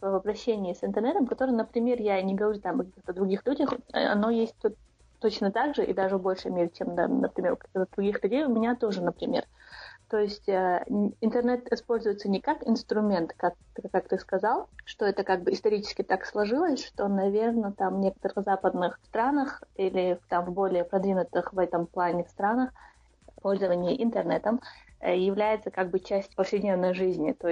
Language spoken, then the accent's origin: Russian; Shatoy, Chechnya, Russia; Чисто из-за того, что я из Шатоя, а шатоевский хлеб, как вы знаете, очень самый вкусный.